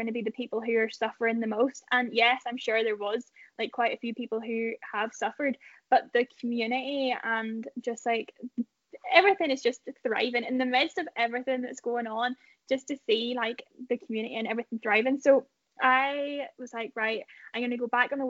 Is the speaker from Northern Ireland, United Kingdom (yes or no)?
yes; Ballymoney, Northern Ireland, United Kingdom; I'm from Ballymoney